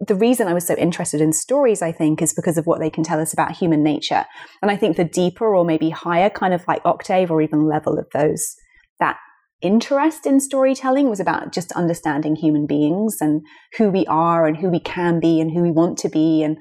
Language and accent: English; London, United Kingdom; here we are in London, and it's my hometown